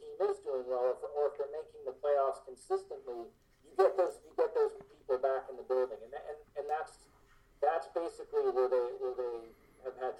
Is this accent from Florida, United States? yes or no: yes; Miami, Florida, United States; also born or lived in Birmingham, Alabama; I was actually born down here. I was born in Miami, and for a couple of years in the late 70s, I lived in Birmingham when the WHA was around.